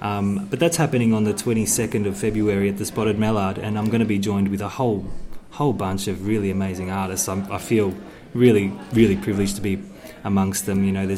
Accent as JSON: {"language": "English", "town": "Moe", "region": "Victoria", "country": "Australia", "tie": "born or raised there", "said": "in my hometown, actually, of Moe"}